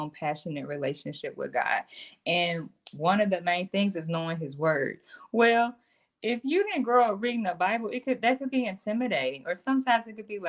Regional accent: the South, United States; also born or lived in Mississippi / Tennessee; I'm from Mississippi and Tennessee

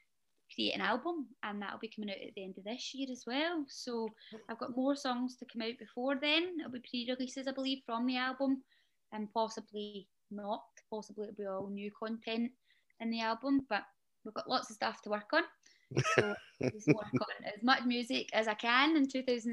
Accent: Glasgow, Scotland, United Kingdom; moved away; I'm from Glasgow. Almost central Glasgow

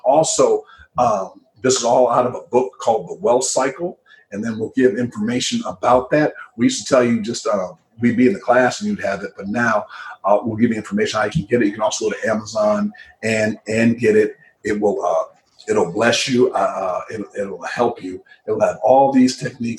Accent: Midwest, United States; moved away; I grew up in the Midwest, and I grew up in a very cold climate, the Midwest

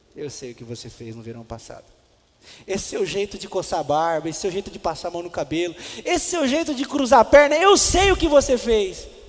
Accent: Presidente Venceslau, São Paulo, Brazil; now in Botucatu, Brazil; eu sou de Presidente Venceslau, 364 km

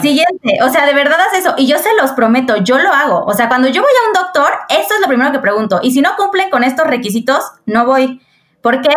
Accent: Querétaro, Mexico; soy de Querétaro, tengo 32 años

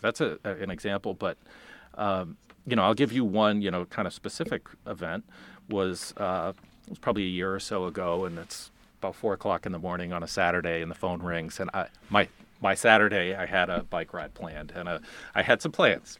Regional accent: Boston, Massachusetts, United States; moved away as an adult; also born or lived in Farmington, Maine; now in Maine, United States; I'm originally from the Boston area

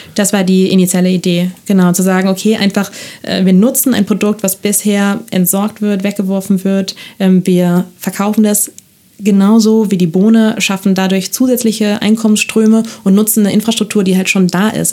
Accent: Barcelona, Catalonia, Spain; moved away as an adult; now in Germany; Ich bin in Barcelona geboren, das steht auch in meinem Ausweis

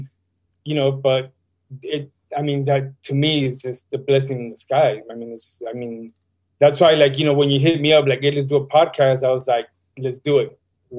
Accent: León, Guanajuato, Mexico; also born or lived in Lakeview Terrace / Pacoima; now in United States; You know, I was born in Lakeview Terrace, grew up in León, Guanajuato. Well, actually, when I turned one, we were living in Pacoima. My dad moved us to León, Guanajuato, Mexico.

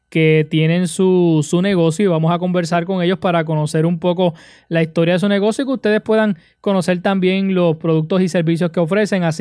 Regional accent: Arecibo, Puerto Rico; Somos del pueblo de Arecibo.

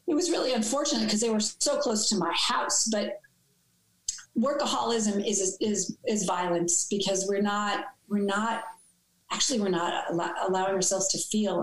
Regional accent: New York City, New York, United States; growing up in New York City

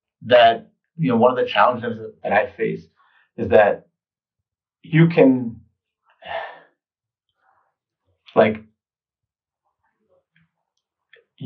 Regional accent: New York City, New York, United States; kid growing up in New York, I was eating pizza practically every day

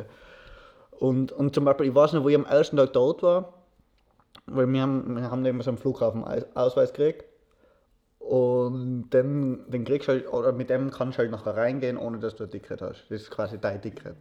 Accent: Austria; ich bin froh darüber, dass ich in Österreich lebe, dass ich in Österreich aufgewachsen bin.

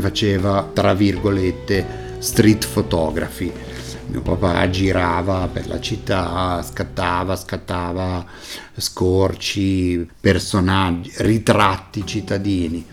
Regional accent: Genoa, Liguria, Italy; Sono nato a Genova, so però di madre francese, so, ho la doppia nazionalità.

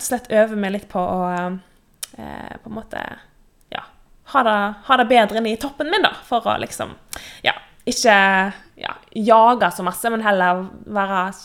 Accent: Western Norway, Norway; moved away as an adult; now in Oslo, Norway; Jeg er jo en vestlending, vestlending som bor på Østlandet

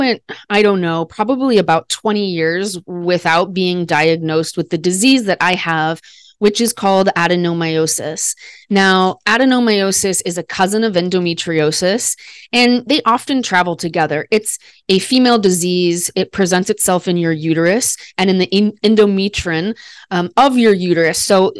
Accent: Midwest, United States; I'm an educated white woman. I'm from the Midwest of America.

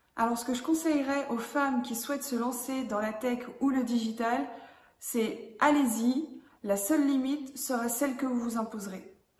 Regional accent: Loir-Lucé-Bercé, Pays de la Loire, France; agir pour ce territoire, mon territoire d'origine

